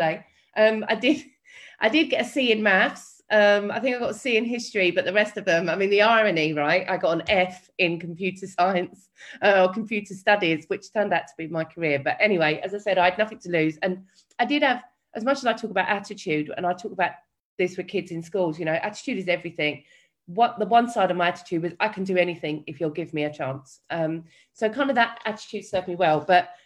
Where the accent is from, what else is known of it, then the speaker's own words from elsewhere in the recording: London, United Kingdom; my story, where does it begin? It begins in East London